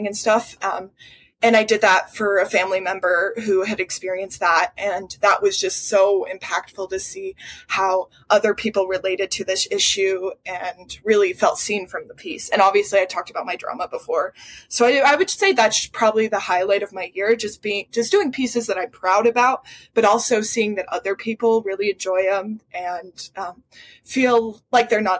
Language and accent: English; Wyoming, United States; born or raised there